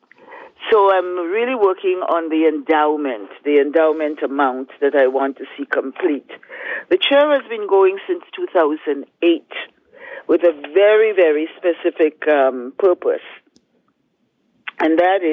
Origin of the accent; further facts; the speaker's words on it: St. George's, Saint George, Grenada; now in Toronto, Canada; we're growing up in Happy Hill, St. George's, Grenada